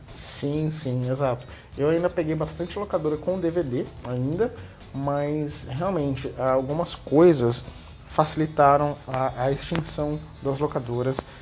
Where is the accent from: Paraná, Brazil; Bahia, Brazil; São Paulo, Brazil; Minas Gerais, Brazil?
São Paulo, Brazil; Taubaté; eu sou de Taubaté